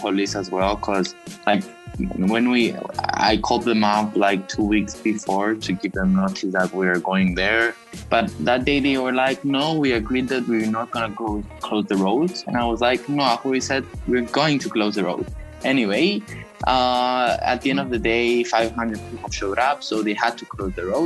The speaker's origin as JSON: {"language": "English", "town": "Nicosia", "country": "Cyprus", "said": "I'm from Cyprus, Nicosia"}